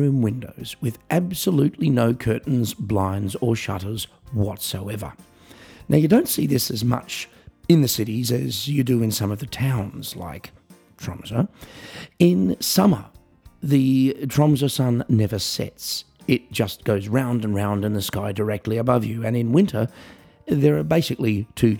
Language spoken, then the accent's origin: English; Australia; I'm an Australian piano entertainer